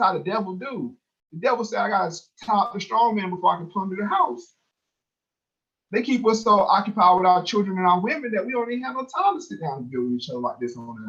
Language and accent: English; Durham, North Carolina, United States; born or raised there